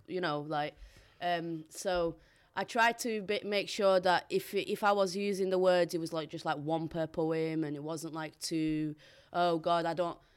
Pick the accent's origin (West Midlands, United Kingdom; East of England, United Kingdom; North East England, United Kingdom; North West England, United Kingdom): North West England, United Kingdom; Bolton; accent: Boltonian; first language Portuguese; English is a second language; also born or lived in Portugal; growing up here in England as a Portuguese migrant